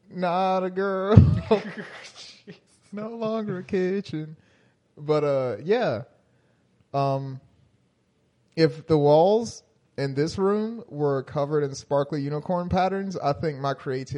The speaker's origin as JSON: {"language": "English", "country": "United States", "said": "I'm American."}